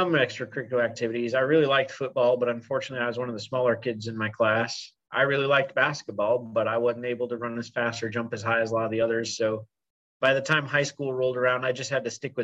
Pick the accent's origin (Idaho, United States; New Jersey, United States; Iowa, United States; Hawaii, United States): Iowa, United States; Ames; moved away as an adult; now in Kansas City, United States; I went to high school in my hometown, which is Ames, Iowa